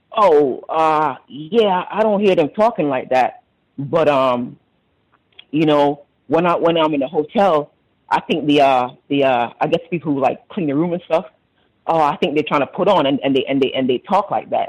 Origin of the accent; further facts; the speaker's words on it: Jamaica; moved away; I'm from Jamaica